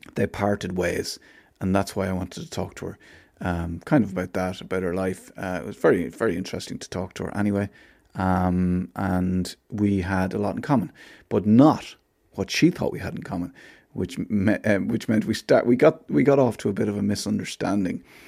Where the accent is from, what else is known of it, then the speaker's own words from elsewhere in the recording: Athlone, Leinster, Ireland; I grew up in Athlone